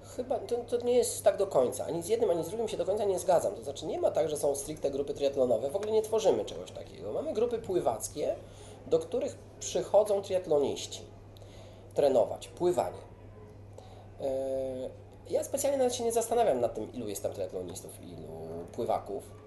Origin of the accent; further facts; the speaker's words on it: Warsaw, Masovian Voivodeship, Poland; Ja jestem takim warszawiakiem i bardzo związany z Warszawą.